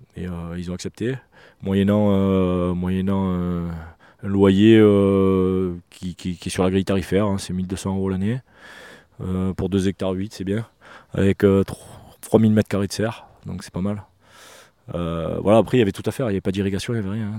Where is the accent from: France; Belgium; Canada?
France; Marseille, Provence-Alpes-Côte d'Azur; je suis urbain hein, quand même, hein. j'ai mangé du béton, euh, je suis marseillais